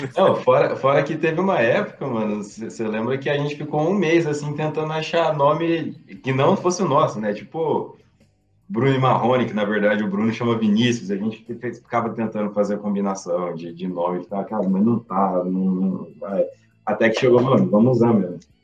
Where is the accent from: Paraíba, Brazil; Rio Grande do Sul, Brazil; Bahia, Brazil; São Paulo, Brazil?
São Paulo, Brazil; Mococa; moved away as an adult; now in São Carlos, Brazil; eu sou de Mococa, na verdade. Moro hoje em São Carlos, eu sou de Mococa